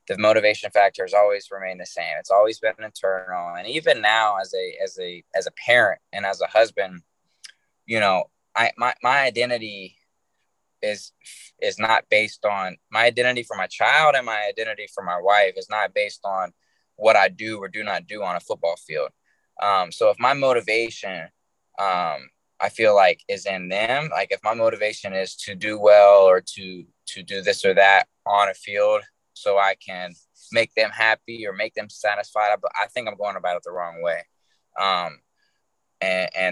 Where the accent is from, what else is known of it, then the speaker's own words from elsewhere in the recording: Charleston, West Virginia, United States; moved away; I wouldn't be who I am without West Virginia. I truly believe that, man. I can't imagine growing up anywhere else that I grew up. Obviously, I don't live there anymore